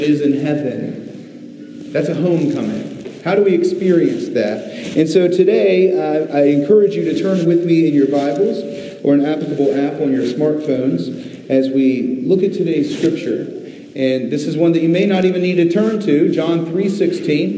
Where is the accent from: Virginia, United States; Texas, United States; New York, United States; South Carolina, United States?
Virginia, United States; Virginia Beach; moved away; I grew up in Virginia Beach, Virginia.